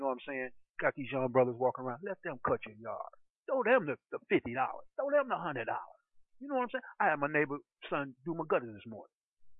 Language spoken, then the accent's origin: English; New York City, New York, United States; I said, I was raised in Brooklyn.